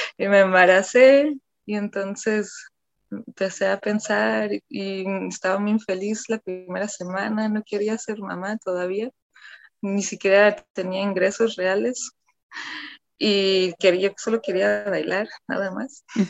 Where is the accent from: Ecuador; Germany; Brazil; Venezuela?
Germany; Cologne, North Rhine-Westphalia; moved away as an adult; now in Guadalajara, Mexico; nací y crecí en, Alemania, en Colonia